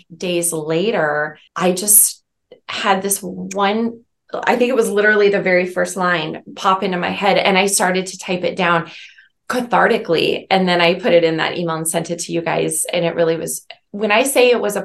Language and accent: English; Omaha, Nebraska, United States; moved away; toward my hometown